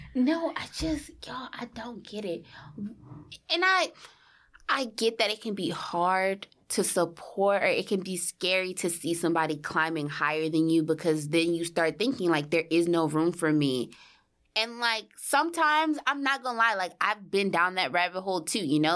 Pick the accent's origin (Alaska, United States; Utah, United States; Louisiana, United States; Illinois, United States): Louisiana, United States; New Orleans; moved away as an adult; now in New York City, United States; I'm from New Orleans, moved to New York City for school